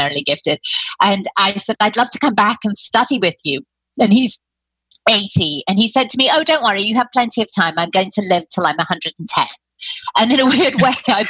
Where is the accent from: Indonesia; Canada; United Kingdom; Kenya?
United Kingdom; I'm British